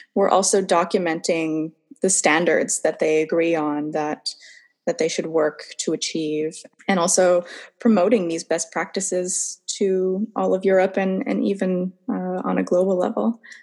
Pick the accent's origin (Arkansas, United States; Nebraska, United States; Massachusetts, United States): Massachusetts, United States; moved away as an adult; now in Sweden; I'm from Cowtown, Massachusetts, middle of nowhere, I always say Boston because it's the closest big city.